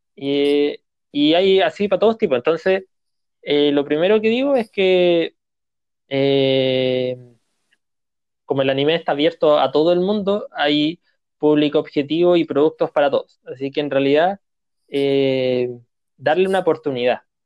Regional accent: Chile; nosotros como chilenos

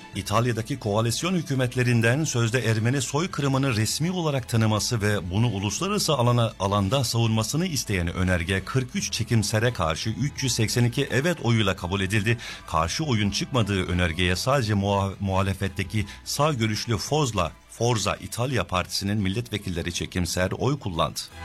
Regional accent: Turkey; now in Sydney, Australia; Türkiye'de büyüdük çoğumuz.

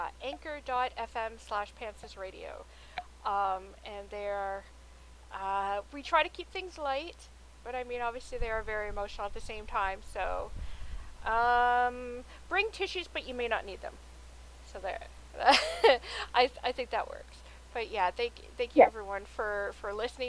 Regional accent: Toronto, Ontario, Canada; we're two women from Toronto, Canada

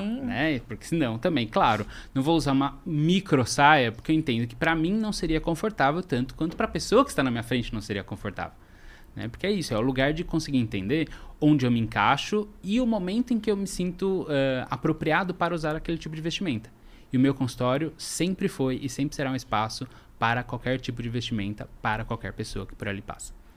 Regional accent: São Paulo, Brazil; sou daqui de São Paulo

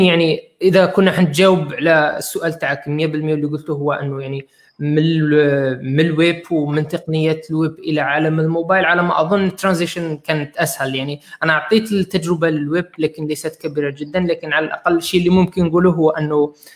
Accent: Algeria; احنا عندنا في الجزائر

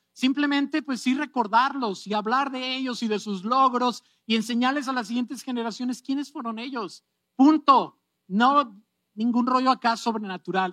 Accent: Mexico; Estoy siendo muy mexicano

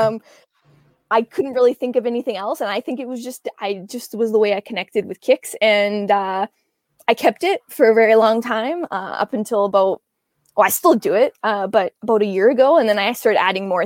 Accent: Edmonton, Alberta, Canada

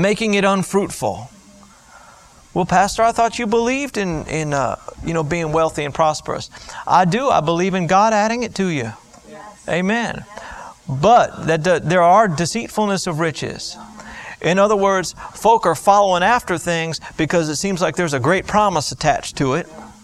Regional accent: Florida, United States; I grew up in Florida and all our trees were palm trees

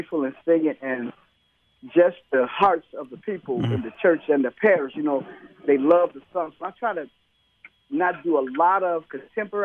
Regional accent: Chicago, Illinois, United States; Yes, I'm from Chicago

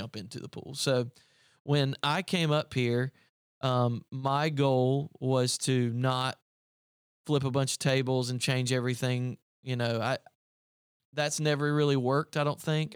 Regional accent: upstate South Carolina, United States; moved away as an adult; also born or lived in Greenville, South Carolina; I came from Greenville, South Carolina. Um, I grew up in the upstate of South Carolina.

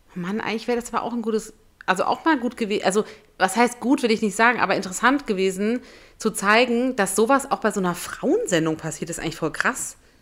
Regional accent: Berlin, Germany; in Berlin, in meiner Heimat

